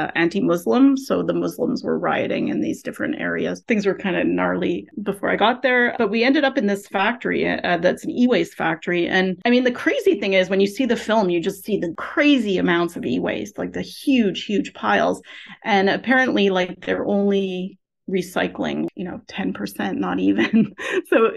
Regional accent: Canada; I'm a Canadian

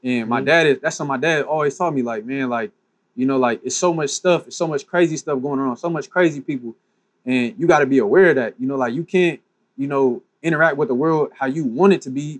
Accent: Pasadena, California, United States; also born or lived in Michigan; born and raised in Pasadena

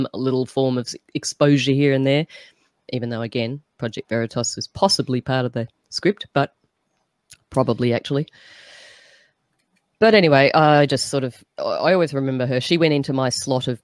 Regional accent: Australia; as an Aussie

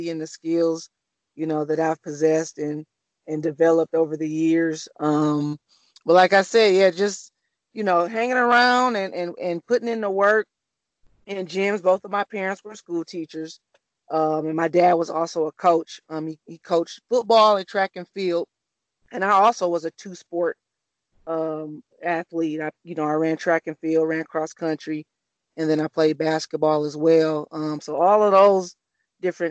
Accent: Flint, Michigan, United States; I'm just a kid from Flint, Michigan, born and raised

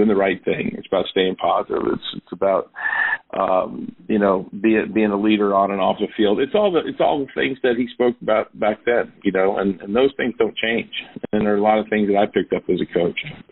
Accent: New York, United States; moved away as an adult; I grew up in New York

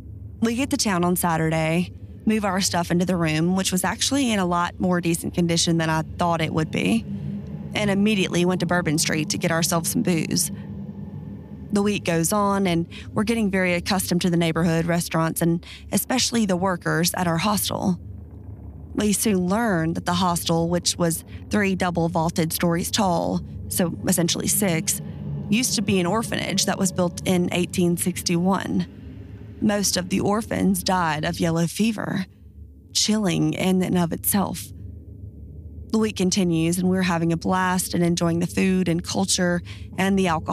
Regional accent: Louisiana, United States; I often sit and think of my time growing up outside of New Orleans. Living in a place of such diversity, both human and natural, is bound to create experiences that are unforgettable.

